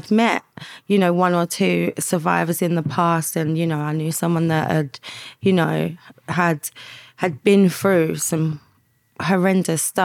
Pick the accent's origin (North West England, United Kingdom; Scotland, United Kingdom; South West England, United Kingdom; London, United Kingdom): London, United Kingdom; I grew up in East London, in on an estate